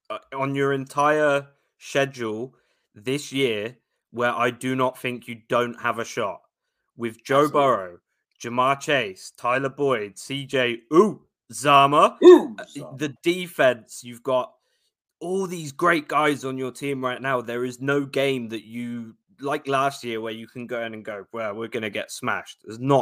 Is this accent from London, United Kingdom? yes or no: yes; London, United Kingdom; I'm from South London, the beautiful place we call Brixton.